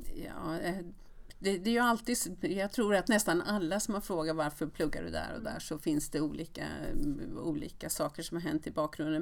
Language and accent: Swedish; Västerås, Västmanland, Sweden; moved away; jag kom från Västerås